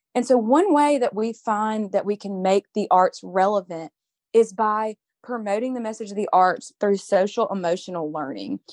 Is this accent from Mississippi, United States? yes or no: yes; Mississippi, United States